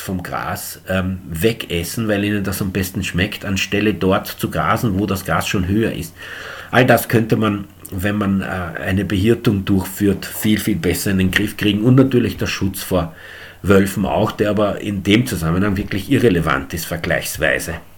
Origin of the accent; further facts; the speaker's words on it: Eastern Austria, Austria; bei uns in Ostösterreich